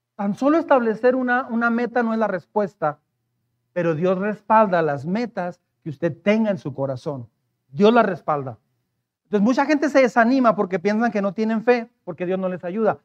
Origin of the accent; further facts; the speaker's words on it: Mexico; como mexicanos